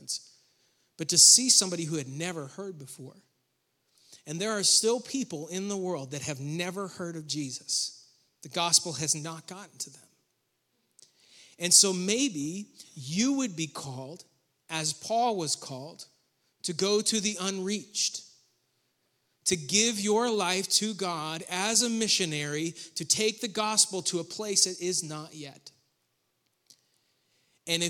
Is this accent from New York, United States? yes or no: yes; Western New York, United States; moved away as an adult; also born or lived in Rowan County, North Carolina; now in North Carolina, United States; I grew up in Western New York